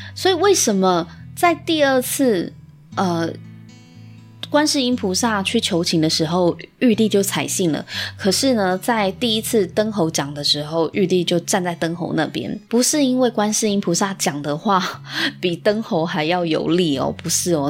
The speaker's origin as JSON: {"language": "Chinese", "country": "Taiwan", "said": "我们台湾人的一个潜意识以及价值观"}